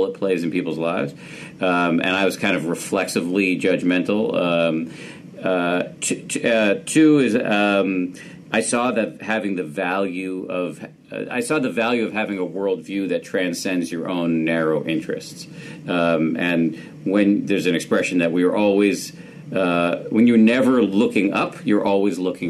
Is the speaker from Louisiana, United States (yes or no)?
no; Massachusetts, United States; born or raised there